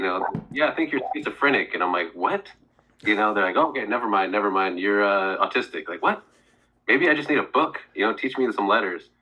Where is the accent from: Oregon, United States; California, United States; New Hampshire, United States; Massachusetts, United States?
Oregon, United States; also born or lived in Seattle; Oh, I'm from Oregon.